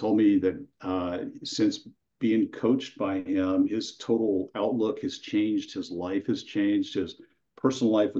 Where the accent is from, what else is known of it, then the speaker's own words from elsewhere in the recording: near Sacramento, California, United States; I currently live in Central California, a little more northern than Central, near Sacramento, and I grew up there